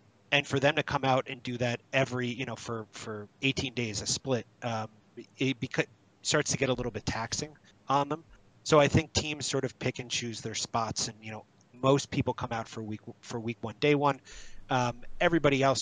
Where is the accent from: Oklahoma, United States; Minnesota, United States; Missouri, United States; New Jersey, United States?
New Jersey, United States; I grew up in Jersey